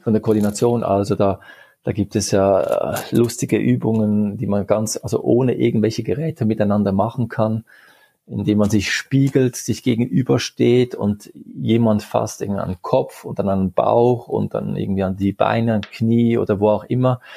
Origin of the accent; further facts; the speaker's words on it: Geneva, Switzerland; also born or lived in Basel; ich bin in der Schweiz geboren und aufgewachsen